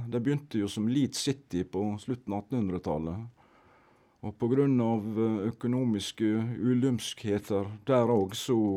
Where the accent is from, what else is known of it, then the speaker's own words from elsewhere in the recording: Norway; Vi kom jo da fra Norge